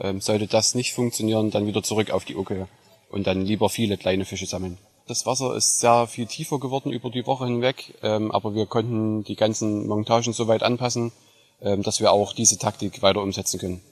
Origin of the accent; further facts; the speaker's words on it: near Leipzig, Saxony, Germany; ich komme aus der Nähe von Leipzig in Sachsen, Deutschland